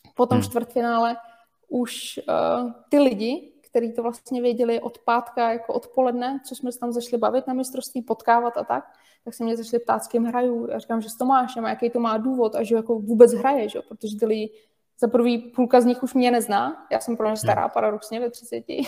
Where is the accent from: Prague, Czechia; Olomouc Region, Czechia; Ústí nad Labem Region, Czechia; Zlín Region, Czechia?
Ústí nad Labem Region, Czechia; jsme všichni z Ústeckého kraje, takže se od malička známe